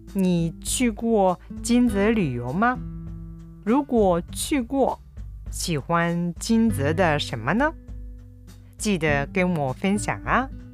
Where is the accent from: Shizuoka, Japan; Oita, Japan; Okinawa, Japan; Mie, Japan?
Oita, Japan; Kyushu; now in Kobe, Japan; 私の実家は九州の大分で普段住んでいるのは神戸